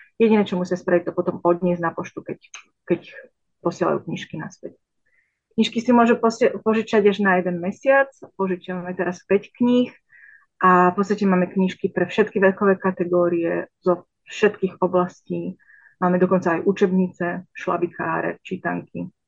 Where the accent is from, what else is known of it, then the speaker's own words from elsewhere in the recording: Slovakia; moved away as an adult; now in Yonkers, United States; Na polovicu som doma na Slovensku a na polovicu už začínam byť doma tu v USA